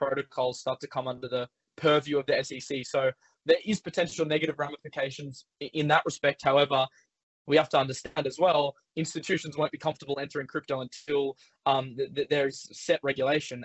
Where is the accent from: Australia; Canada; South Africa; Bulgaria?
Australia; as an Australian